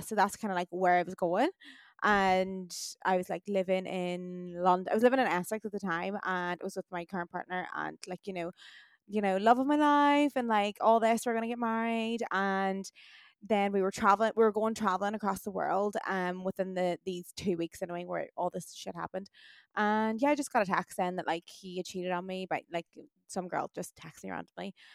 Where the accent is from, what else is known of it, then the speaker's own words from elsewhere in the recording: Ireland; also born or lived in Australia; us Irish